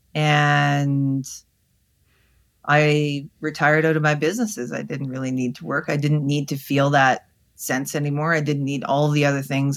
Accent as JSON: {"language": "English", "country": "Canada", "said": "I'm Canadian"}